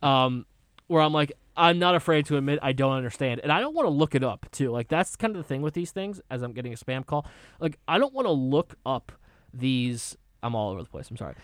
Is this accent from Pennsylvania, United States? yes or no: no; Connecticut, United States; my home state